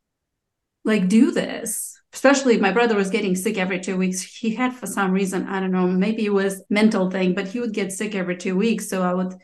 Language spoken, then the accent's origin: English; Moldova; first language Romanian; English is a second language; moved away; I'm from Moldova